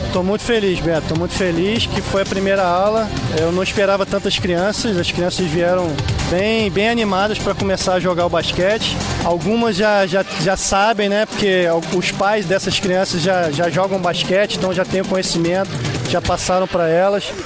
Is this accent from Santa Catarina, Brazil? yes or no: no; Mangaratiba, Rio de Janeiro, Brazil; Eu sou da, da Engaíba, Batatal, um município, é, município de Mangaratiba